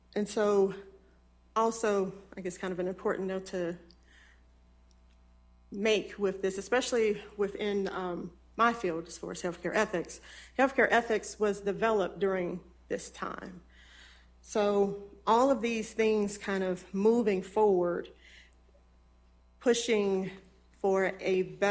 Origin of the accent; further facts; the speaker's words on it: Natchez, Mississippi, United States; I was born in Mississippi in the oldest city along the Mississippi River